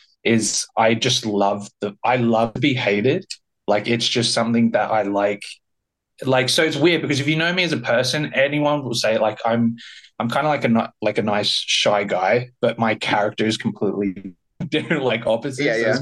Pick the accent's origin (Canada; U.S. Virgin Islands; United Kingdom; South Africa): United Kingdom; South East England; born there; So I was originally born in Sussex in a small tow